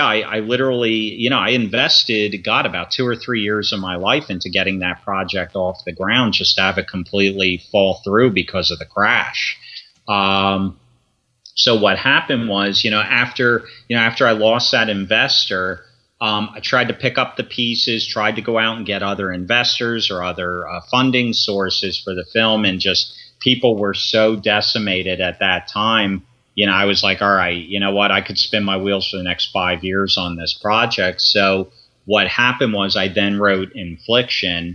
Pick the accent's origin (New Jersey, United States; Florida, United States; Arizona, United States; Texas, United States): New Jersey, United States; Sparta; also born or lived in Philadelphia, Pennsylvania / Grosse Ile, Michigan; the neighborhood that I grew up in Sparta, New Jersey